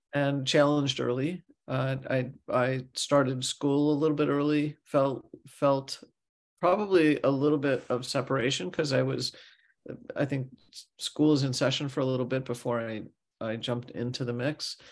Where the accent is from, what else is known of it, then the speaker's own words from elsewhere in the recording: St. Louis, Missouri, United States; I grew up in Missouri, Saint Louis